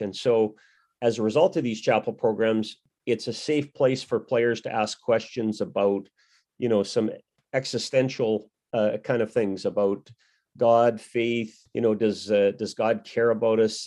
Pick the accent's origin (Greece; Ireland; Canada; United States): Canada; also born or lived in Saskatchewan / Manitoba; as a youngster growing up in Saskatchewan and Manitoba, I spent nine years in each of those provinces